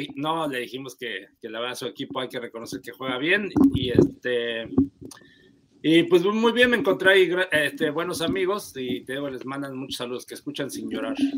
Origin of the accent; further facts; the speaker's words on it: Mexico; Nosotros como mexicanos